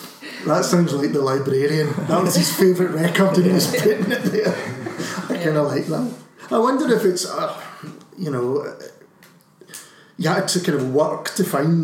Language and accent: English; Glasgow, Scotland, United Kingdom; Growing up in Glasgow, I don't think we ever realised how spoilt we were for access to record shops and bands playing on the street